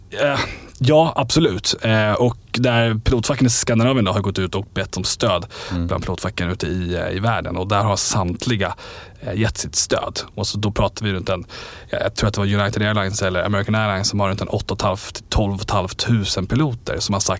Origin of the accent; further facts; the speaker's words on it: Falun, Dalarna County, Sweden; Jag är från Falun.